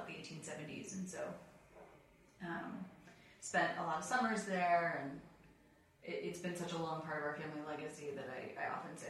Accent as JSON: {"language": "English", "town": "Cleveland", "region": "Ohio", "country": "United States", "tie": "born or raised there", "also_born_or_lived": "Amarillo, Texas", "moved": "yes", "lives_now": "Washington, D.C., United States", "said": "I grew up between Cleveland, Ohio, and Amarillo, Texas."}